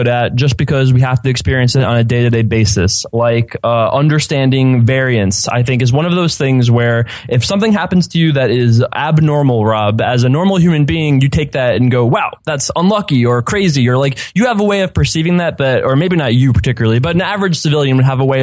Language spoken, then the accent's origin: English; Stony Brook, New York, United States; I grew up in Stony Brook